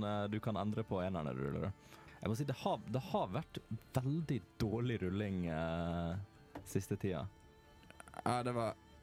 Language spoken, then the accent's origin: Norwegian; Western Norway, Norway; jeg er fra Vestlandet, vi har andre ord på ting